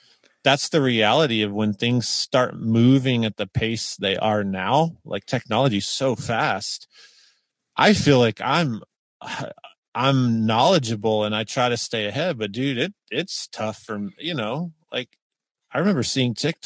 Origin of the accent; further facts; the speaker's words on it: the South, United States; being from the South